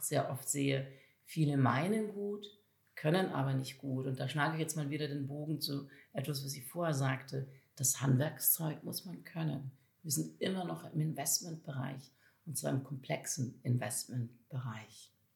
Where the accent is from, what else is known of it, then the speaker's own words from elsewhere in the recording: Valais, Switzerland; moved away; ich selber bin im Kanton Wallis in der Südschweiz groß geworden, also relativ ländlich in der Nähe von Zermatt